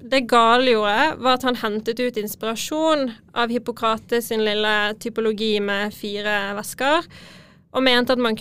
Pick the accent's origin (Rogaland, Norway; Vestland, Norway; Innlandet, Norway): Vestland, Norway; Bergen; accent: Bergen city dialect; Nei, jeg er litt utenfor, men jeg har ganske bybergensdialekt, altså.